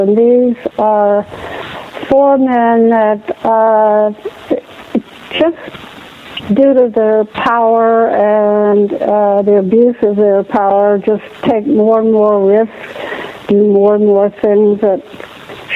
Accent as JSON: {"language": "English", "region": "the South", "country": "United States", "tie": "born or raised there", "said": "my own nanny when I was growing up in the South"}